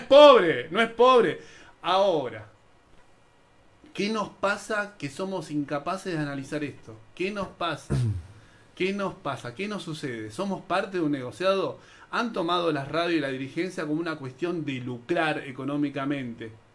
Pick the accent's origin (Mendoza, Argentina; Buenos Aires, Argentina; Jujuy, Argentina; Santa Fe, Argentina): Buenos Aires, Argentina; also born or lived in Lomas de Zamora; Nací en Lugano, en la Villa 20